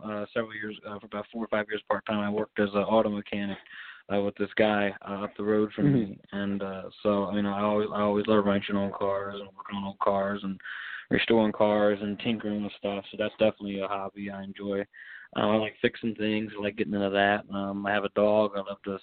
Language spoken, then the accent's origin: English; Baltimore, Maryland, United States; I'm from Baltimore, Maryland, and I grew up in a musical family